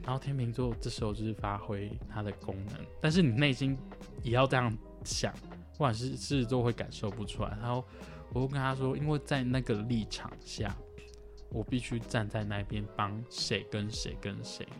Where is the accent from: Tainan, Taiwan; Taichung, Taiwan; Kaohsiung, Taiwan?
Tainan, Taiwan; moved away; also born or lived in Hualien; 因为我是台南人，我从台南坐来花莲